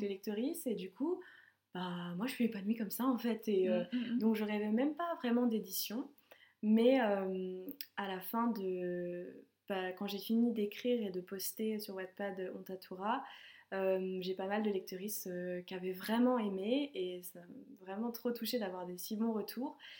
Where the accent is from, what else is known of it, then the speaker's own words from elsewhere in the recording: Savoie, Auvergne-Rhône-Alpes, France; moved away as an adult; also born or lived in Lyon; en Savoie, parce que c'est là où j'ai grandi